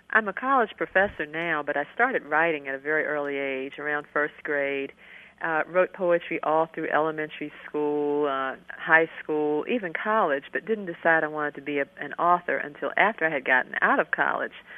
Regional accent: Maryland, United States; now in North Carolina, United States; I live in North Carolina now, but I was born and raised in Maryland

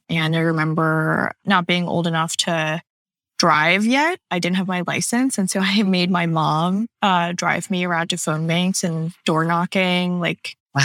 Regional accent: Pearland, Texas, United States; moved away; also born or lived in Canada / California; I am mostly from um, just south of Houston, Texas. Uh, we mm-hmm. moved there when I was around six or seven, and that's where I spent most of my childhoods.

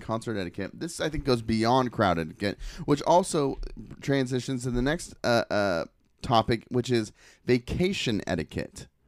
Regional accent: Portland, Oregon, United States; I was from Portland

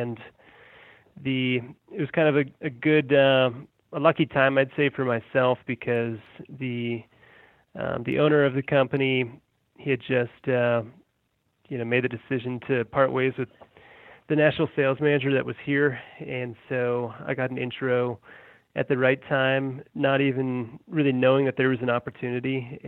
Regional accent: Colorado, United States; also born or lived in Massachusetts; So I've lived here for almost 22 years. I was born in Massachusetts, and my family's from New England. And my parents moved me and my brother out to Colorado when we were little kids

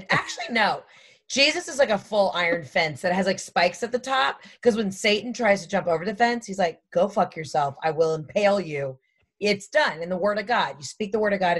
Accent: the South, United States

